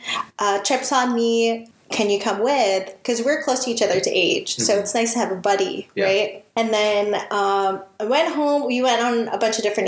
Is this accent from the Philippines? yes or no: yes; Philippines; we have these unfortunately Filipino traits